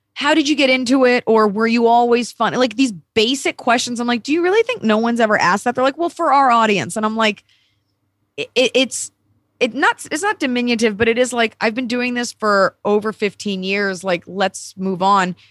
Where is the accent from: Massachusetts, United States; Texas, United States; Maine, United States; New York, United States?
Texas, United States; moved away; I grew up in Texas, and I love being a Texan